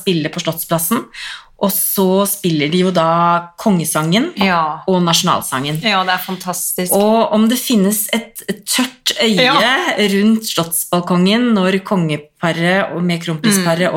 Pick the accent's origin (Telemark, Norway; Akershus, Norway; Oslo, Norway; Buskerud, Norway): Buskerud, Norway; Drammen; jeg er fra Konnerud, mm. og det ligger jo så mye høyere enn Drammen